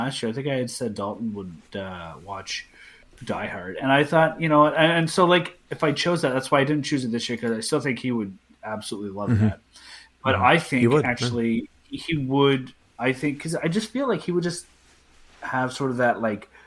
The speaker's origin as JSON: {"language": "English", "country": "Canada", "said": "I'm Canadian"}